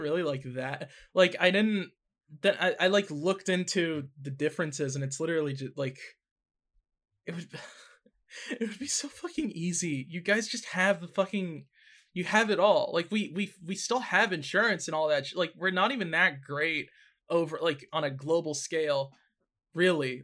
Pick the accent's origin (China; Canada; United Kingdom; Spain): Canada; as a Canadian